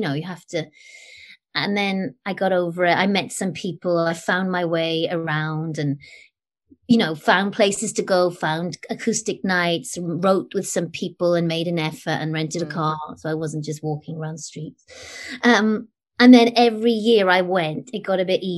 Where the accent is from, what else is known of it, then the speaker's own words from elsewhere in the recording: United Kingdom; I'm British